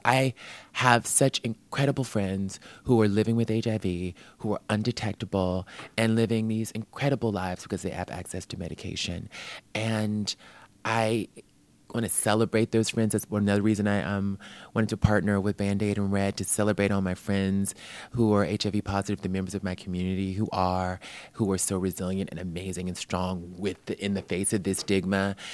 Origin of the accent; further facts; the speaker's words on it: New York, United States; I'm just programmed as a New Yorker